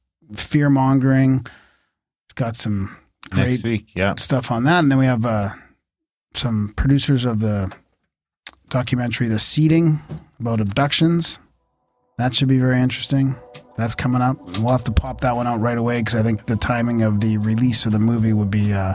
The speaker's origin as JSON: {"language": "English", "town": "Harrison Hot Springs", "region": "British Columbia", "country": "Canada", "tie": "born or raised there", "moved": "as an adult", "lives_now": "Alberta, Canada", "said": "I grew up in near Harrison Hot Springs."}